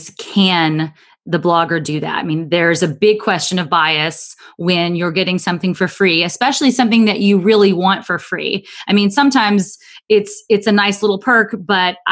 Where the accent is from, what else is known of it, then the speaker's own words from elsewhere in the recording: Alabama, United States; moved away; growing up in Alabama